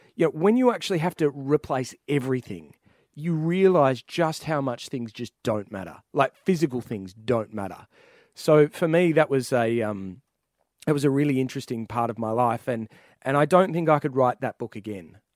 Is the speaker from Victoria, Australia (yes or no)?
yes; Ouyen, Victoria, Australia; I was born in Oyin, uh, in the Mallee